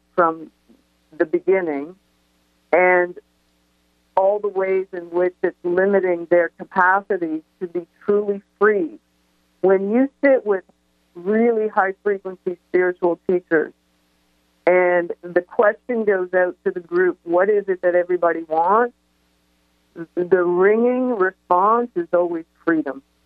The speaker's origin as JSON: {"language": "English", "town": "Toronto", "region": "Ontario", "country": "Canada", "tie": "born or raised there", "said": "I grew up in Toronto"}